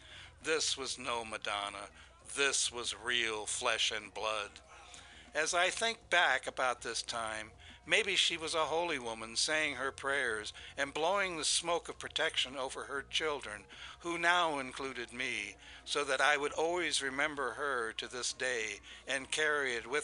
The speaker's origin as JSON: {"language": "English", "town": "Fort Recovery", "region": "Ohio", "country": "United States", "tie": "born or raised there", "said": "I grew up in Fort Recovery, Ohio, where there were only white people"}